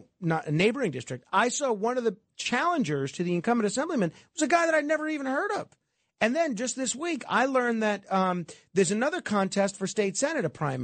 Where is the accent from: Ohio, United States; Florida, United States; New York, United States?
New York, United States; New York City; in my hometown of Staten Island.